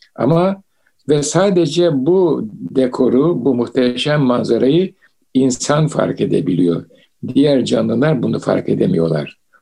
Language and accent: Turkish; Istanbul, Turkey; ben İstanbul'da doğdum büyüdüm